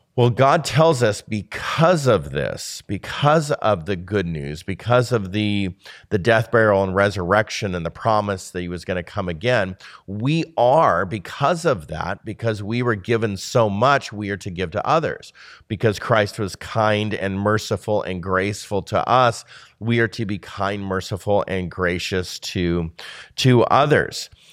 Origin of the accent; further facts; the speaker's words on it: United States; we are a lonely people as an American society